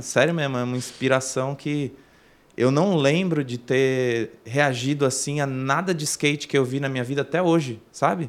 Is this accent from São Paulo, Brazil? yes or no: yes; São Bernardo do Campo, São Paulo, Brazil; also born or lived in Santo André; eu nasci em São Bernardo, mas morei em Santo André muito tempo, aí depois voltei para São Bernardo. É São Bernardo e Santo André sempre